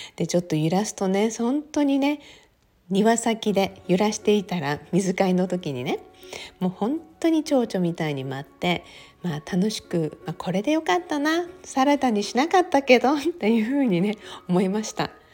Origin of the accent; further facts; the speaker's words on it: Okinawa, Japan; 私沖縄生まれで沖縄育ちなので